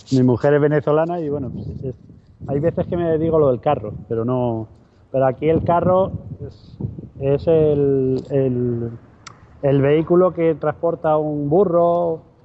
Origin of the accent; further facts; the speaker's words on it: Madrid, Community of Madrid, Spain; now in Seville, Spain; yo soy de Madrid, aunque vivo en Sevilla.